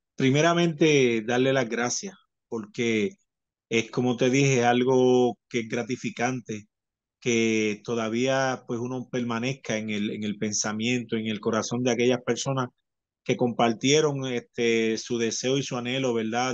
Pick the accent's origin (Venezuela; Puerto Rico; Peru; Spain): Puerto Rico; el campeón de Puerto Rico, porque no iba a representar eh, nada más ni nada menos que a mi pueblo, a mi gente, a lo que, a lo que yo pertenezco